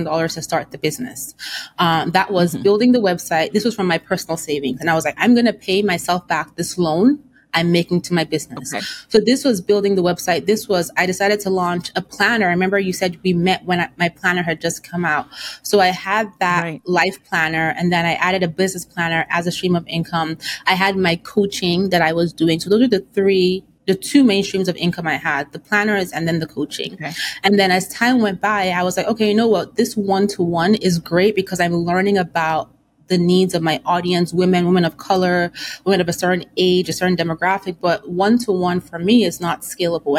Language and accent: English; Nigeria; I come from an African household. I'm Nigerian